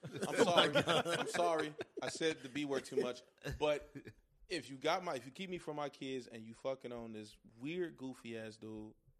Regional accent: Bronx, New York, United States; born there; I was born in the Bronx.

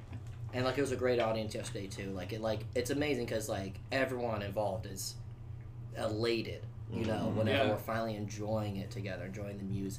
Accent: Ellicott City, Maryland, United States; Jackson and I, we grew up playing music in high school in Old Maryland, Ellicott City.

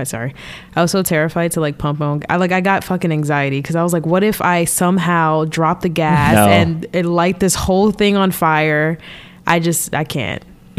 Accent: New Jersey, United States; I'm from Jersey

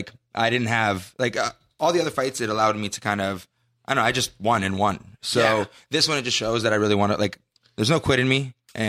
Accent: Canada; I'm Canadian. Just to put it out there, I'm Canadian.

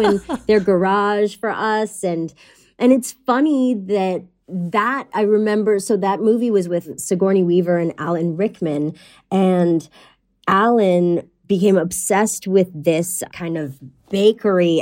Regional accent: Pointe-Claire, Quebec, Canada; moved away; I'm from Montreal originally, but the town I grew up in was in the West Island

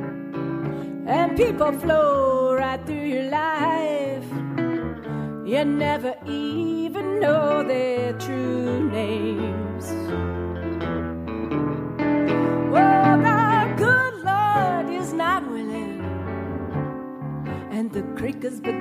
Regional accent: New England, United States; I'm from New England

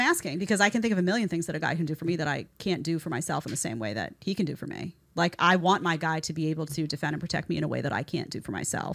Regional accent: New York City, New York, United States; I grew up in New York City.

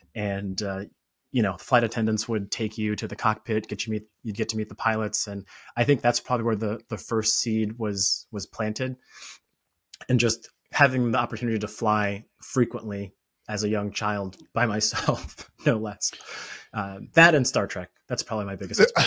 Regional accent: Orlando, Florida, United States; I grew up in Florida, Orlando, Florida

